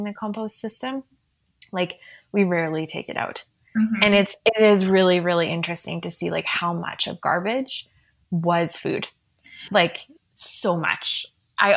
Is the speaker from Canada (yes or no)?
yes; Saskatchewan, Canada; also born or lived in United Kingdom; now in Calgary, Canada; I grew up also in Saskatchewan